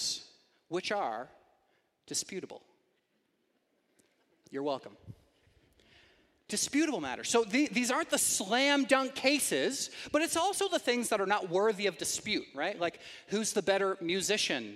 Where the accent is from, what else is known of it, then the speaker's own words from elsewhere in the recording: Canada; we as Canadian Christians